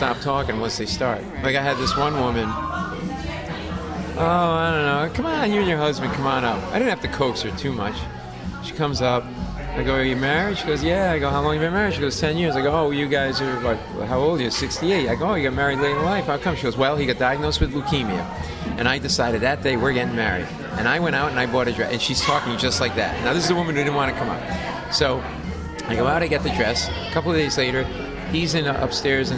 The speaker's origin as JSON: {"language": "English", "region": "Rhode Island", "country": "United States", "tie": "born or raised there", "said": "We grew up in Rhode Island"}